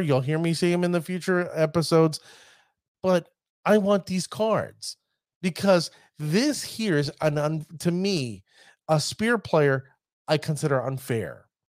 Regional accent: New York, United States; accent: New York; my New York accent

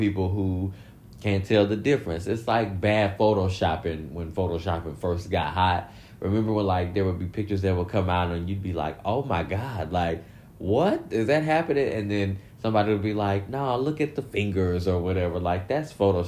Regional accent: Michigan City, Indiana, United States; moved away; my hometown, Michigan City, Indiana

